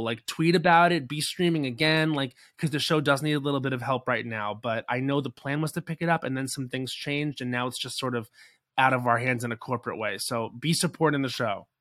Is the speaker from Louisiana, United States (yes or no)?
no; Islip, New York, United States; also born or lived in Babylon, New York; I was born in Babylon, but I grew up in Islip, and now my parents still live in West Babylon